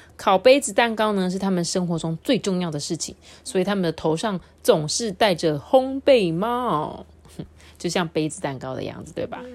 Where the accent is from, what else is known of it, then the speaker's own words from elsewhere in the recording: Taiwan; 我们来自台湾的人